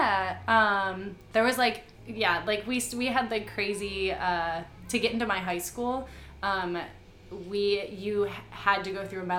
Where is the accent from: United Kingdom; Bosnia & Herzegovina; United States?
United States; Joliet, Illinois; moved away as an adult; now in Chicago, United States; So I'm from Joliet. I am super grateful for being from Joliet, but I'm glad I got out.